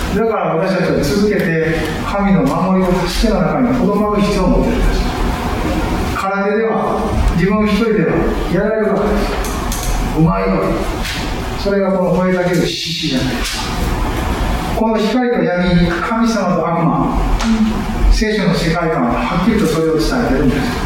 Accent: Japan; 日本という私たちが生まれ育った国

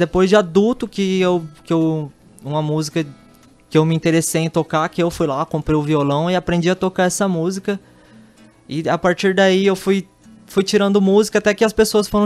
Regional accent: Itaquiraí, Mato Grosso do Sul, Brazil; born there; Nasci, nasci em Itacuru, aqui na, no interior do estado, aqui. Vim morar aqui em Campo Grande, no Estrela do Sul, ali na Zona

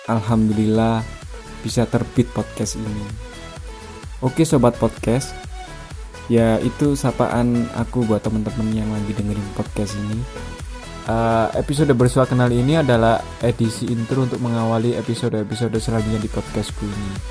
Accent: Malang, East Java, Indonesia; Ya betul sekali, aku dari Malang. Sekarang juga alhamdulillah masih tinggal di Malang.

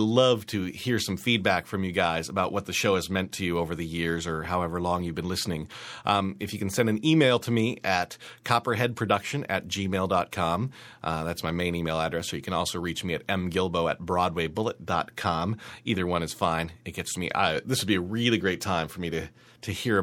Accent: Great Falls, Montana, United States; now in New York, United States; my hometown of Great Falls, Montana

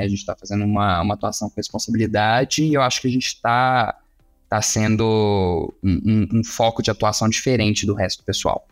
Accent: Juiz de Fora, Minas Gerais, Brazil; also born or lived in Uruguay / Canada / Belo Horizonte; now in Brasília, Brazil; Eu sou mineiro de Juiz de Fora

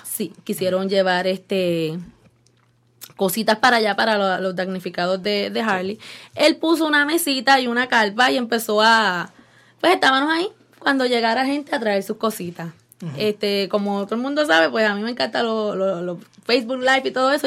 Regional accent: Yauco, Puerto Rico; moved away as an adult; now in Cleveland, United States; llevo 20 años aquí en Cleveland, Ohio, y soy una jibarita de Yauco.

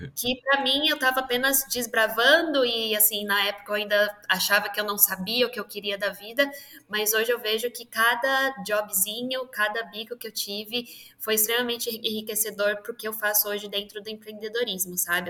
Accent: São Paulo, Brazil; eu sou de São Paulo, nascida e criada aqui nessa terra de selva de pedra

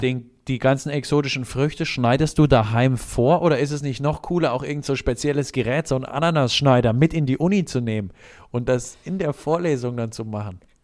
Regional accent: Germany; wo ich herkomme, habe ich gesagt, Deutschland

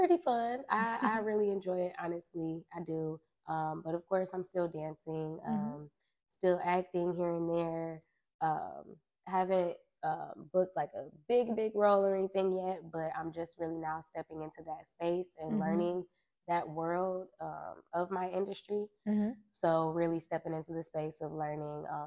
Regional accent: Detroit, Michigan, United States; also born or lived in Pontiac, Michigan; I was born in Pontiac, but definitely raised my whole life in Detroit.

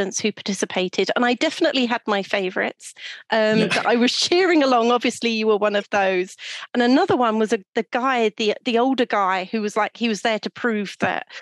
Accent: United Kingdom; As a British viewer of the show

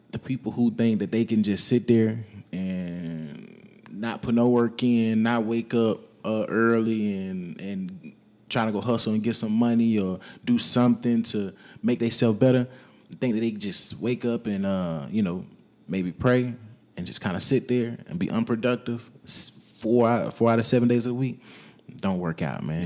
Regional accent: Wetumpka, Alabama, United States; moved away as an adult; also born or lived in Tennessee; now in San Antonio, United States; I was born in Tennessee, but I moved to Wetumpka when I was less than a year old

